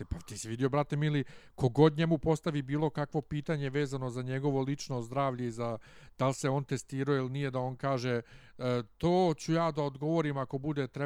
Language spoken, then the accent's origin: Croatian; Bosnia & Herzegovina; Pa ja sam iz Bosne